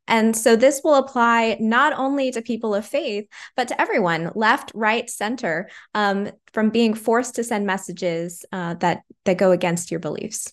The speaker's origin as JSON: {"language": "English", "region": "California", "country": "United States", "tie": "born or raised there", "said": "growing up in California"}